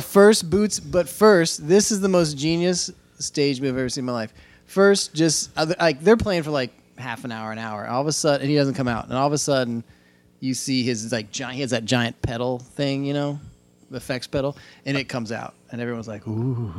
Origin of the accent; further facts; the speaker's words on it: Indiana, United States; moved away; I'm from Indiana